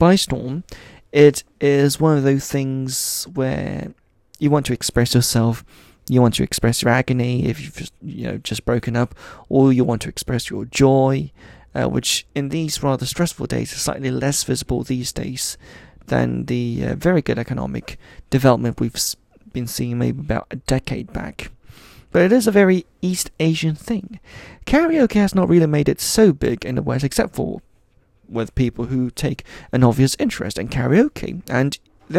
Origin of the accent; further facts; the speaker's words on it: Switzerland; moved away; I grew up in Switzerland, where of course in a Chinese family we would have friends doing karaoke